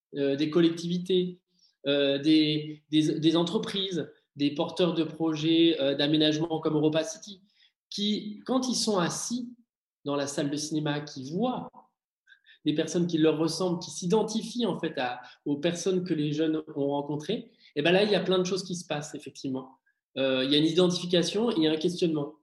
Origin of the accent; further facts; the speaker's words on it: Martinique; j'ai grandi en fait en Martinique